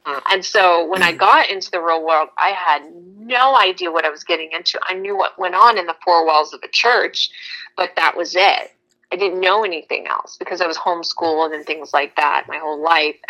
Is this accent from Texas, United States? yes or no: yes; Texas, United States; moved away; also born or lived in Las Vegas / Thailand; I was originally from Texas